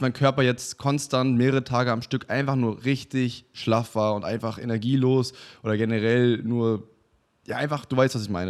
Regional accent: Waren, Mecklenburg-Vorpommern, Germany; also born or lived in Canada; ich komme eigentlich aus Waren an der Müritz, das ist eine ganz kleine Stadt.

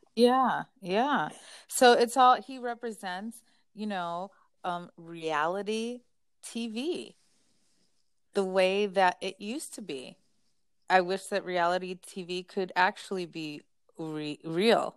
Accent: United States; I'm American

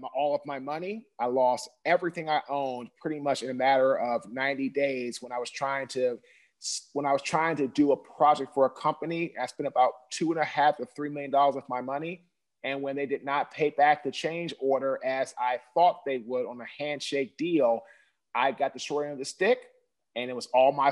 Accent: Washington, District of Columbia, United States; I'm originally from Washington, D.C.

